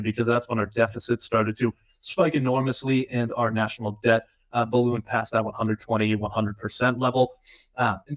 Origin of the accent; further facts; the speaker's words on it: Massachusetts, United States; my home state of Massachusetts